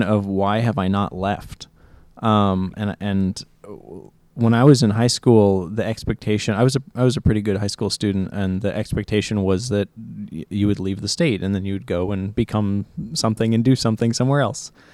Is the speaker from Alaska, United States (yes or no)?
yes; Juneau, Alaska, United States; Uh, I grew up in Juneau. I was, uh, born here in Juneau